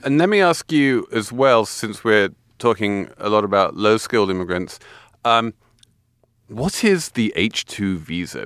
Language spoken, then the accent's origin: English; England, United Kingdom; moved away; being English